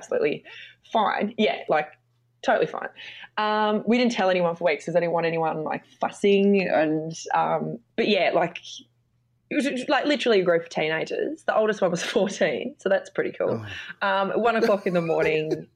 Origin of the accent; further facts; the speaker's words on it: Devonport, Tasmania, Australia; I grew up in Devonport, Tasmania